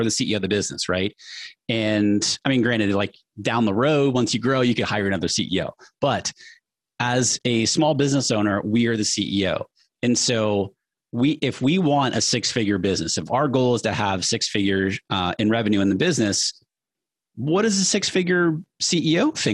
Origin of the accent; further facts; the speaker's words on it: New Hampshire, United States; I grew up middle class in New Hampshire.